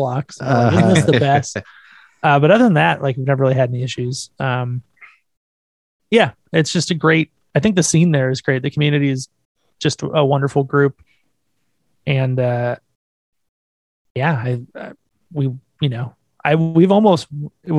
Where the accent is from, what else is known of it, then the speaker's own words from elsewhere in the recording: California, United States; I'm from California.